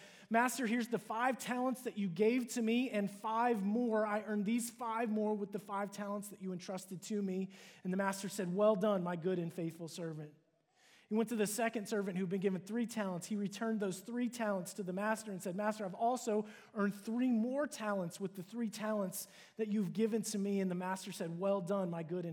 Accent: Cincinnati, Ohio, United States; moved away as an adult; also born or lived in Dallas, Texas; move from my hometown of Cincinnati to move to Dallas to attend

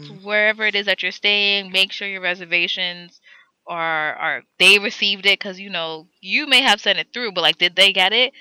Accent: New York City, New York, United States; I'm from New York

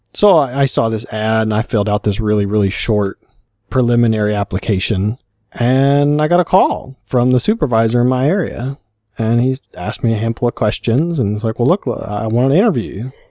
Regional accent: Kentucky, United States; born or raised there; moved away; also born or lived in Colorado

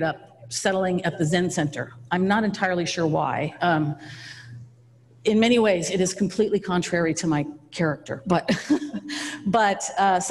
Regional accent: Napa, California, United States; I grew up here in Browns Valley.

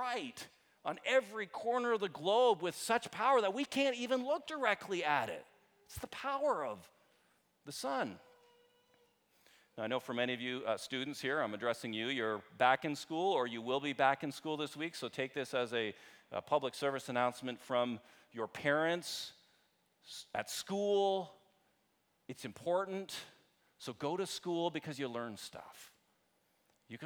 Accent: Canada; I'm Canadian

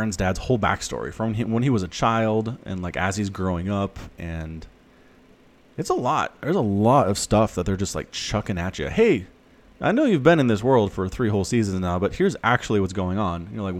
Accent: United States; I'm an American

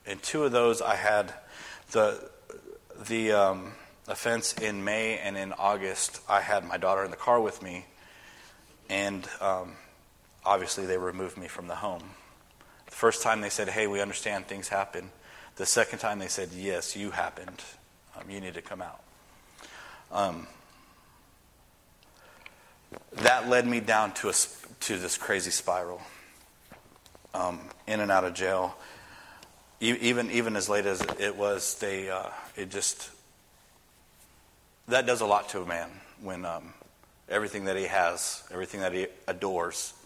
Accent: West Coast, United States; moved away as an adult; I'm from the West Coast

